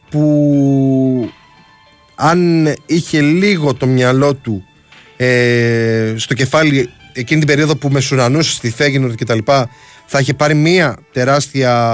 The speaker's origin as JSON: {"language": "Greek", "town": "Heraklion", "region": "Crete", "country": "Greece", "tie": "born or raised there", "said": "με τον Γερασίμου στα μέρη μου εκεί πέρα στο Ιερό Ηράκλειο."}